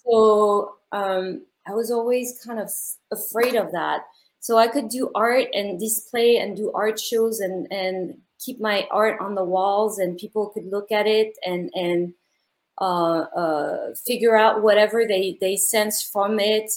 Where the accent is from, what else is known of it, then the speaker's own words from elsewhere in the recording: Paris, Île-de-France, France; moved away; I'm from Paris, France